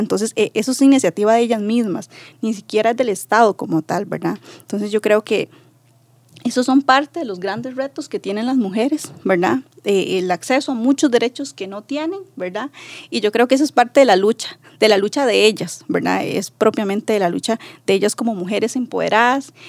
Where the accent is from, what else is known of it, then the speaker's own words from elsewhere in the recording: Buenos Aires, Puntarenas, Costa Rica; Soy del territorio indígena de Terra, de Buenos Aires, de Punta Arenas.